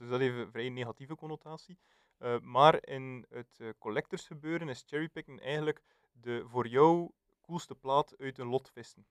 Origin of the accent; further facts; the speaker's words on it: West Flanders, Belgium; als West-Vlaming